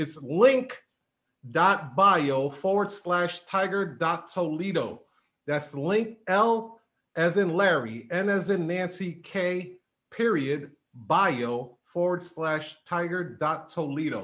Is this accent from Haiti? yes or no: yes; Haiti; I'm Haitian